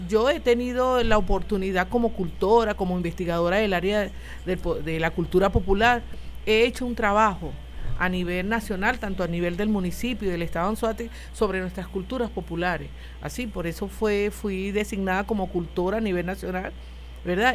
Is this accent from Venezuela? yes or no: yes; Anaco, Anzoátegui, Venezuela; la camarada Petra y mi persona somos nativas de este municipio